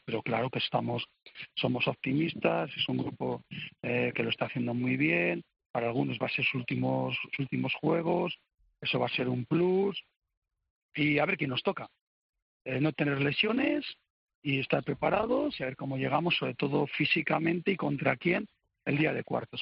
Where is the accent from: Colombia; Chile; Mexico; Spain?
Spain; yo soy español